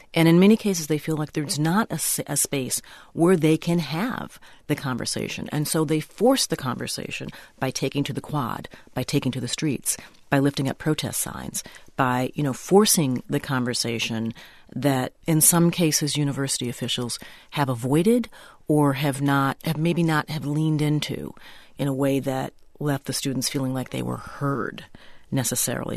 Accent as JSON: {"language": "English", "region": "Minnesota", "country": "United States", "said": "I'm, I'm a Minnesotan"}